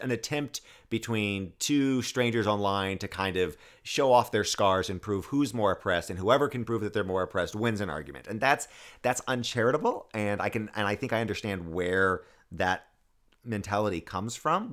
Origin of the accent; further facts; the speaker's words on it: the South, United States; also born or lived in West Africa; I grew up in the South and I saw just what being a white male in the South afforded me